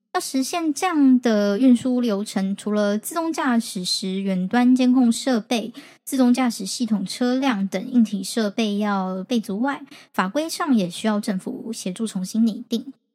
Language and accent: Chinese; Taiwan; 我们台湾这边